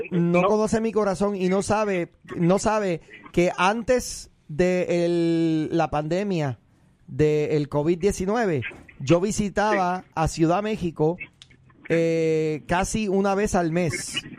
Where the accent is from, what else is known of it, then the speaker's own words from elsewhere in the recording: Puerto Rico; moved away; soy un puertorriqueño